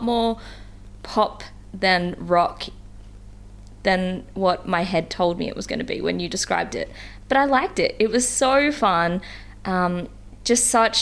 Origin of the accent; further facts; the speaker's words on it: New South Wales, Australia; moved away as an adult; I'm back in my hometown with my family and loved ones for the first time all year